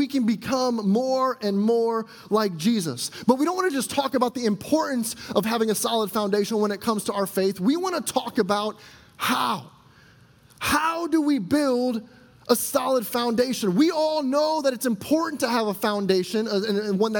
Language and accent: English; a suburb just south of Chicago, Illinois, United States; now in Elk Grove, United States; I grew up in the Midwest in a suburb just south of Chicago